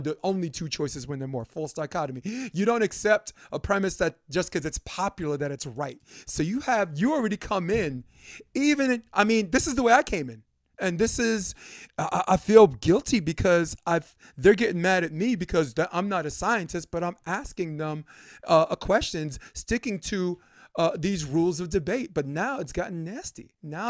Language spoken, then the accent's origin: English; New York City, New York, United States; for most of my life growing up in Flatbush, Brooklyn, New York